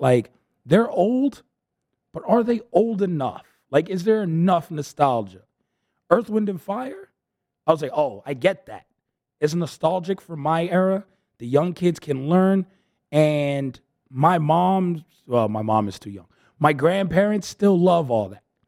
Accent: New York City, New York, United States; I'm from the Bronx

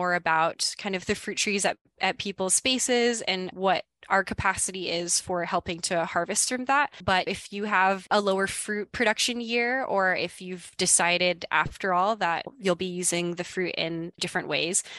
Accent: Hawaii, United States; moved away; I am originally from Hawaii, so I'm actually from out of state

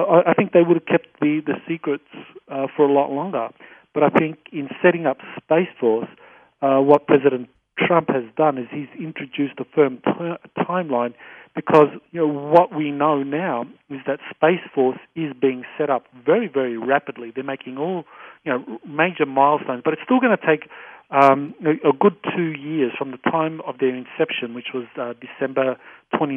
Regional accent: Australia; I say that as an Australian. I'm not an American

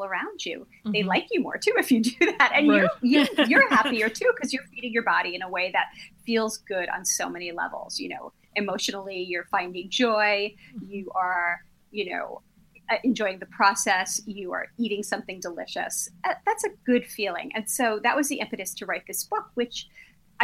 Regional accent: New York City, New York, United States; I grew up in Brooklyn

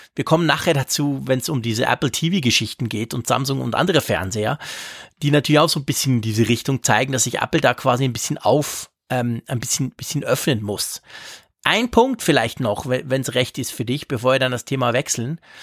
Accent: Switzerland; Bei uns in der Schweiz

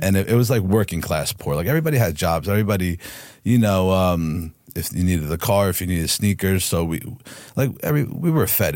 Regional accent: Harrison, New Jersey, United States; also born or lived in Newark, New Jersey; I was born in Newark, New Jersey, and I grew in the town next door, which is Harrison

